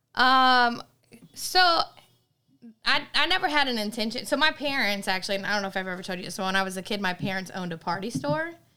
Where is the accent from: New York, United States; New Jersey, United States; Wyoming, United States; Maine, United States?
Maine, United States; moved away as an adult; now in Virginia, United States; I'm from Maine. I moved here in Virginia in two thousand nine